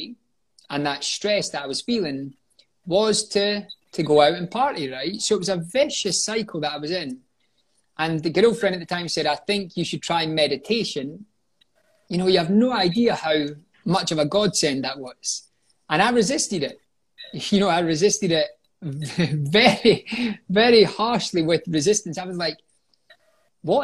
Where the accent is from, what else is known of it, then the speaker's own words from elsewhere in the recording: Scotland, United Kingdom; moved away as an adult; also born or lived in London; returned home to Scotland